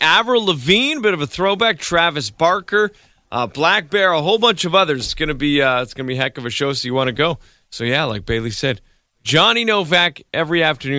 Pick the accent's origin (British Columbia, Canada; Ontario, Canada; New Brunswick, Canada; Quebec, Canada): British Columbia, Canada; Chilliwack; I was born in Chilliwack, but immediately, because I couldn't breathe, was taken by ambulance to Children's Hospital in Vancouver.